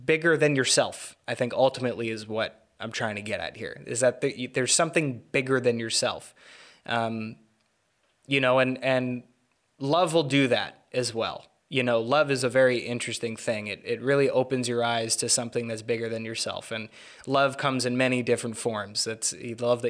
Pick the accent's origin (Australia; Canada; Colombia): Canada; Vancouver, British Columbia; I'm Canadian. I was born in 1996, little time after the war ended. You know, from a fairly liberal place, you know, Vancouver